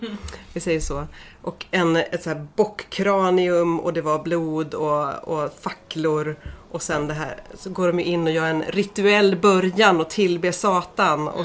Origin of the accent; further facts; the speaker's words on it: Gästrikland, Gävleborg County, Sweden; mina hemtrakter i Gästrikland